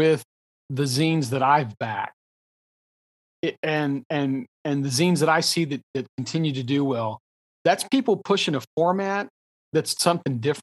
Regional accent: Texas, United States; I'm a Texan

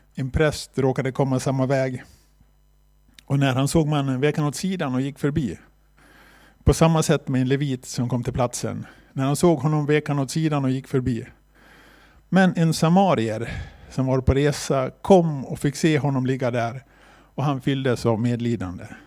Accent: Borlänge, Dalarna County, Sweden; also born or lived in China; vi kommer från Bålänge och är med i Korskyrkan i Bålänge

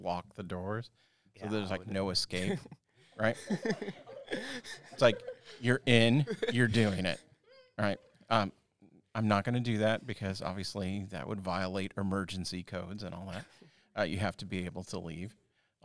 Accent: Newark, California, United States; I grew up in Newark, and which is obviously right by Ardenwood.

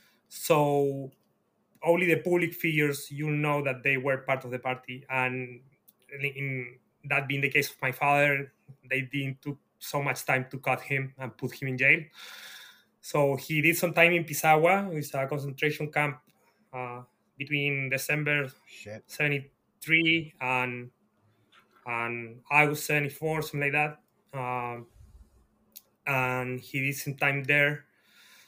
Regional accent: Santiago, Santiago Metropolitan Region, Chile; English is a second language; moved away as an adult; also born or lived in United States; I'm from Santiago. I grew up in the suburbs of Santiago during the 90s

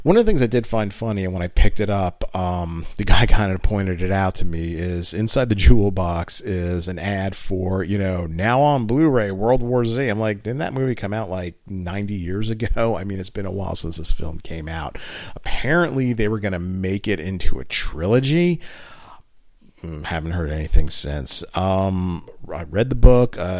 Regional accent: United States; I'm from the New York, New Jersey area

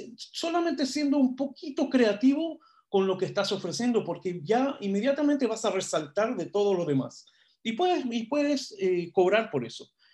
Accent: Israel; now in Chile; yo no soy chileno, soy israelí yo

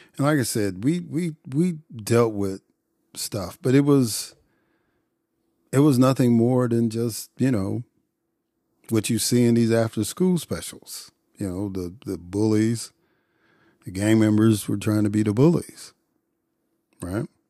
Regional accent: Chicago, Illinois, United States; moved away; you knew growing up in Chicago that economic oppression and poverty contributed to crime

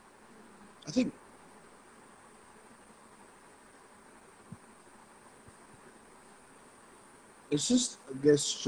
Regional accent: Cairns, Queensland, Australia; also born or lived in Thursday Island; I was born in Cairns. I've spent most of my life in this area, not in Cairns specifically, but I was born and raised in Cairns

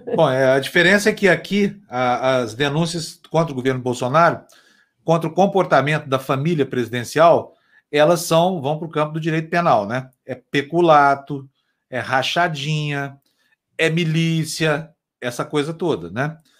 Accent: Uberlândia, Minas Gerais, Brazil; moved away; lá na minha cidade, Uberlândia

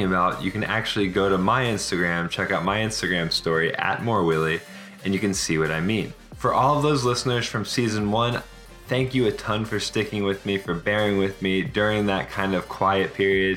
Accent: Virginia, United States; moved away as an adult; also born or lived in Alabama / Italy / Miami / Fort Lauderdale; now in Seattle, United States; I grew up in Virginia

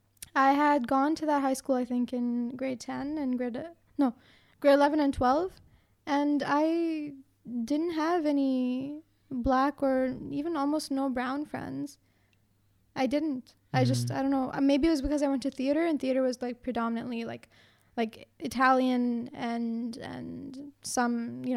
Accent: Brampton, Ontario, Canada; Because I lived in Brampton.

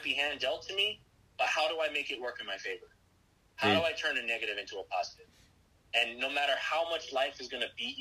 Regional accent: Texas, United States; I'm from Texas. I'm a Texas boy, born and raised.

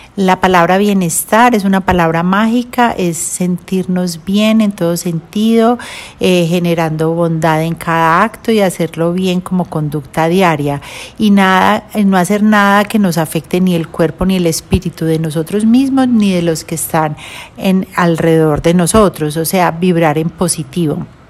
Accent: Medellín, Antioquia, Colombia; also born or lived in Cleveland, United States / Washington, D.C., United States; estuve hasta los tres años em, viviendo en Estados Unidos y ya me regresé para Colombia, donde estudié en, en Medellín, en el Colegio Pinares

